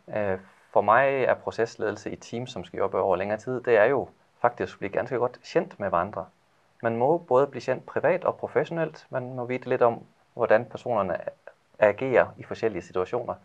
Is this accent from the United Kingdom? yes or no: no; Denmark; Norwegian is a second language; now in Ål, Norway; jeg gjør mitt beste å tale norsk, selv om jeg er dansk